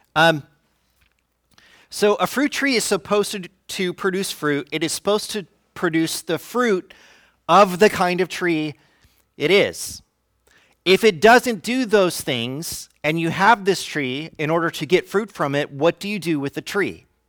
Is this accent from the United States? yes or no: yes; Fresno, California, United States; now in Santa Rosa, United States; I'm from Fresno.